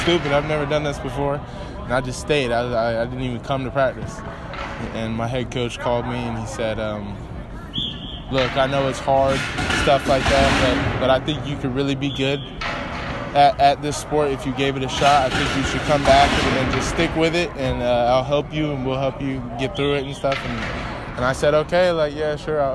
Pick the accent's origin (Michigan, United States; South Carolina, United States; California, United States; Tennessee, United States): Tennessee, United States; Franklin; moved away; I grew up just right outside Nashville in Franklin, Tennessee, but a lot of my time was spent in the city as well